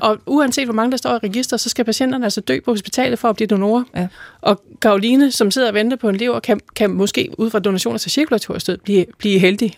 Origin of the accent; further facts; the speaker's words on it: Denmark; vi er som danskere